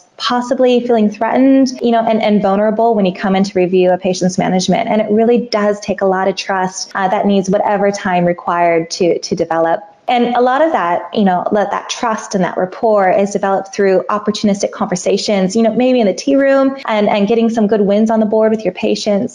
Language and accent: English; Goondiwindi, Queensland, Australia; born or raised there